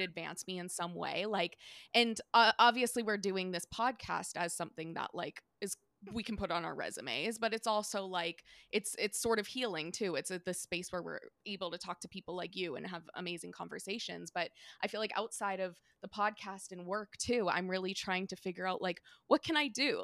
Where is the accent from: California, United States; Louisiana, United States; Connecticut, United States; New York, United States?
California, United States; San Diego; now in Maine, United States; I'm from San Diego